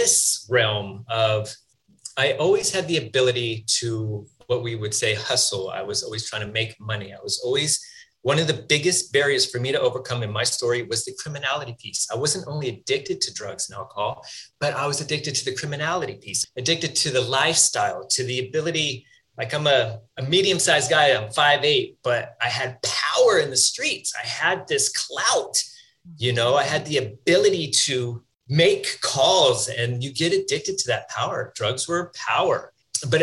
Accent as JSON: {"language": "English", "region": "Northern California", "country": "United States", "tie": "born or raised there", "said": "I grew up in Northern California"}